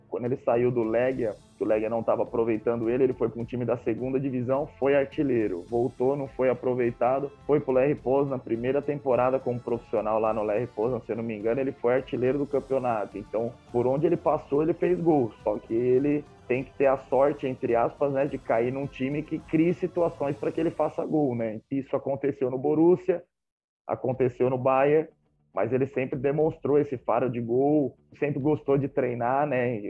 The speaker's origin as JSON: {"language": "Portuguese", "country": "Brazil", "also_born_or_lived": "Poland", "moved": "as an adult", "said": "Eu sou brasileiro"}